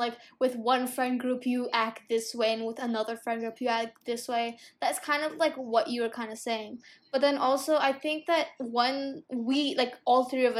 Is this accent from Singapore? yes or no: yes; Singapore; a large part of my identity is also because I grew up in Singapore.